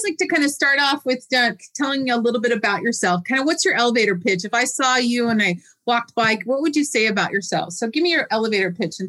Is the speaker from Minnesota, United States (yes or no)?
no; Tacoma, Washington, United States; also born or lived in Pullman, Washington; I came to Tacoma in 1975 when my father was stationed at McCord Air Force Base. I grew up in the Tacoma School District. I went from first to 12th grade. I'm a proud Lincoln High School graduate.